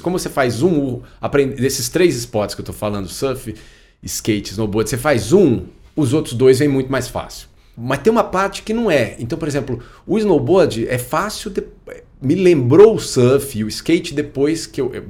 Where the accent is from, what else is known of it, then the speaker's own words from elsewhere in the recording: Brasília, Federal District, Brazil; also born or lived in England; quando eu era criança, eu morava em Brasília